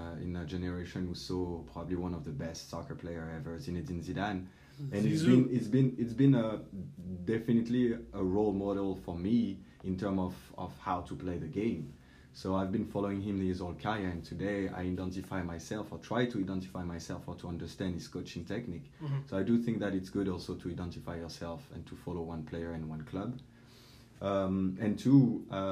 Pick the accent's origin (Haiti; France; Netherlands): France; Paris, Île-de-France; moved away; also born or lived in French Alps; I grew up in Paris, and then I had the chance to move around the French Alps